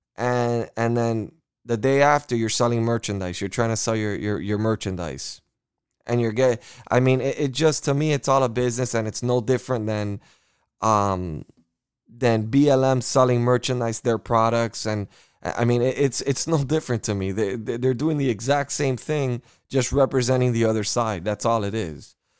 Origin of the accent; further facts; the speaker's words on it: United States; I am an American